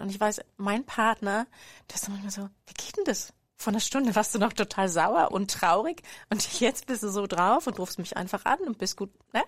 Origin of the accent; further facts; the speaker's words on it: Berlin, Germany; moved away as an adult; also born or lived in former GDR; now in Freiburg, Germany; Ich bin eigentlich Berlinerin